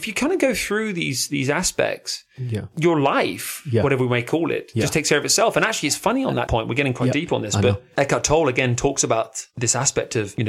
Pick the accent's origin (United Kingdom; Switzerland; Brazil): United Kingdom; Devon, South West England; moved away; also born or lived in London; And I'm from Devon originally.